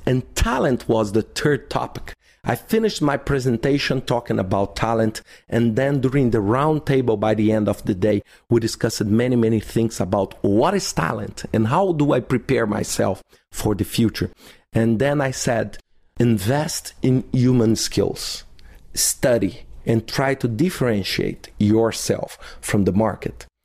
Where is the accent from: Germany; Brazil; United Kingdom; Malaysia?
Brazil; Belo Horizonte, Minas Gerais; in Belo Horizonte, in my hometown